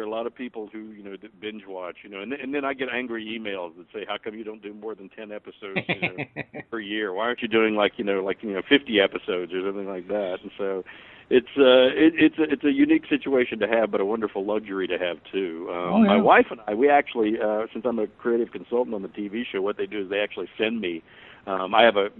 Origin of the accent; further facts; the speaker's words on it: United States; born there; And I say, well, I was born here in America.